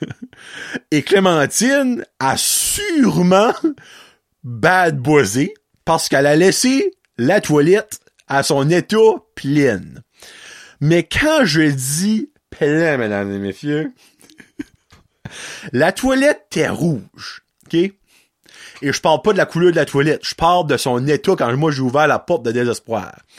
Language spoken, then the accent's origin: French; Petit-Rocher, New Brunswick, Canada; je viens de Petit Rocher